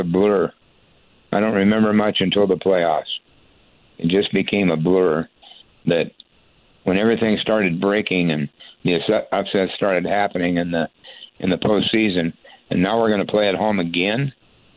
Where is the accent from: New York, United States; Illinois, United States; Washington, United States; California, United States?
Washington, United States; Spokane; I've been a Cougar my whole life because I grew up in Spokane.